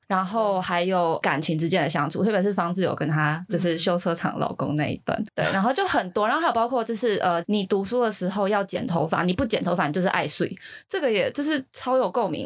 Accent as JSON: {"language": "Chinese", "region": "Kaohsiung", "country": "Taiwan", "tie": "born or raised there", "moved": "as an adult", "lives_now": "Taipei, Taiwan", "said": "我之前住高雄的时候，因为高中我们家三个小孩都在比较市区上学，所以我们三个其实是自己住到外面的"}